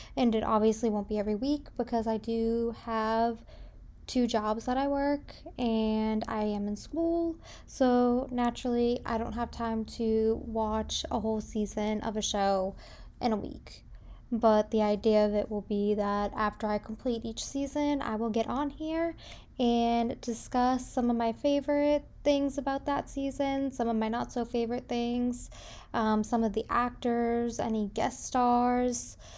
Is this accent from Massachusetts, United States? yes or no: yes; South Shore of Massachusetts, United States; now in Indiana, United States; I am currently living in Indiana, but I was born and raised on the South Shore of Massachusetts. So, just south of Boston